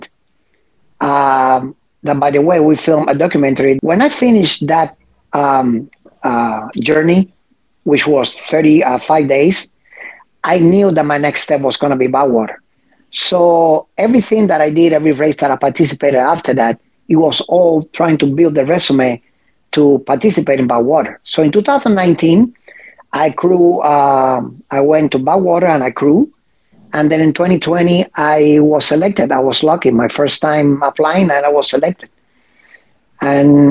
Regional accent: Cuba; now in United States; ever since I was a teenager, still living in Cuba

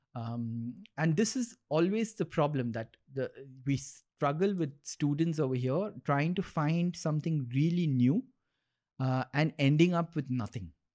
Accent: Dubai, United Arab Emirates; when we grew up in Dubai

